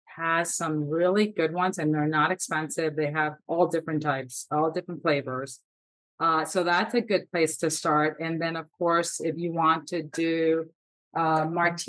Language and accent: English; South Florida, United States; I'm from South Florida, so we have lots of tropical fruit here